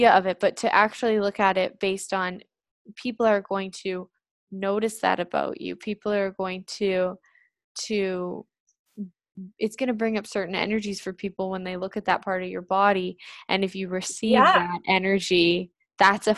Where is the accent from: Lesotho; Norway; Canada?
Canada; I was raised in Canada